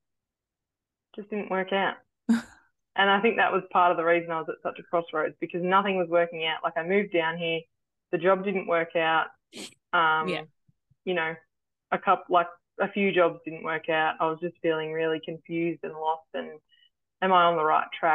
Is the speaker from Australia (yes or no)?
yes; New South Wales, Australia; now in Shepparton, Australia; I'm originally from New South Wales in a little town called Narendra